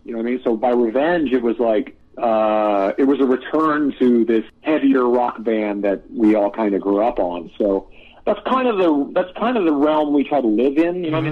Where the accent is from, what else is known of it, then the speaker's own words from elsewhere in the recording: Canada; we're both Canadian, and we grew up on a lot of crazy regional Canadian music